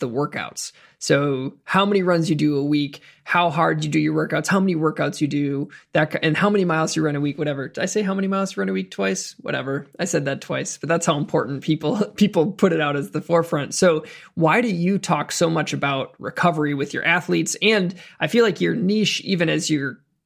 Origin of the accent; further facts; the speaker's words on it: Wisconsin, United States; I'm from Wisconsin, did my undergraduate at the University of Wisconsin